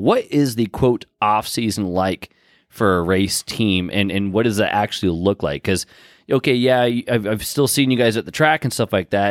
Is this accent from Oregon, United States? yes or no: yes; Pat's Acres, Oregon, United States; moved away; my hometown, Pat's Acres